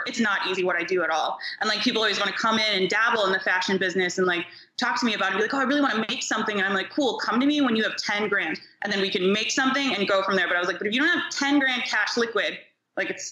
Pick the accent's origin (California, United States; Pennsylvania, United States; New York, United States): New York, United States; also born or lived in Ohio; now in Los Angeles, United States; I was born in New York